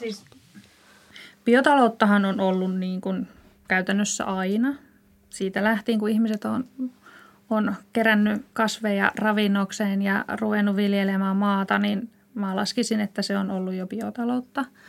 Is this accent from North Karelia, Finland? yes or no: yes; Ilomantsi, North Karelia, Finland; moved away; also born or lived in Joensuu; Lähtöisin olen Ilomantsista, sieltä metsien keskeltä